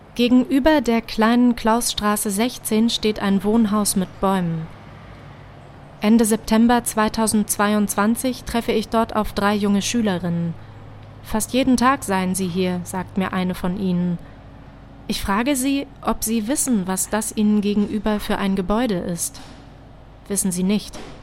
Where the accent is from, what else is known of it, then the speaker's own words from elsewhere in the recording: Halle, Saxony-Anhalt, Germany; also born or lived in Hamburg; Ich bin zwar hier in Halle im Nachwendeosten aufgewachsen, gebürtig komme ich aber aus Hamburg, genauso wie meine Eltern